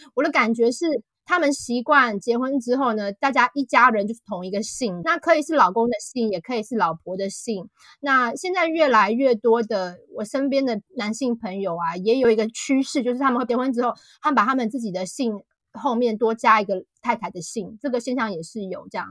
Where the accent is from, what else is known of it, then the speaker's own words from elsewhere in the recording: Taiwan; moved away as an adult; now in United Kingdom; 跟我们台湾人一般的预设的印象或价值观比较不一样